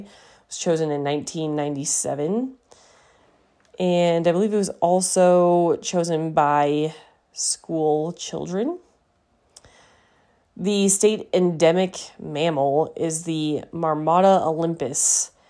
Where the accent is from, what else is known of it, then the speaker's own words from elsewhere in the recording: Seattle, Washington, United States; but I'm from Seattle. My family's from Seattle. We've been like a million times. I've never done the Space Needle.